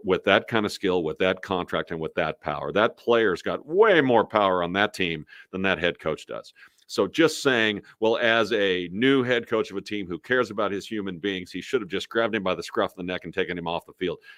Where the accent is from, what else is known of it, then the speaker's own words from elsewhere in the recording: Kansas City, Missouri, United States; I'm from Kansas City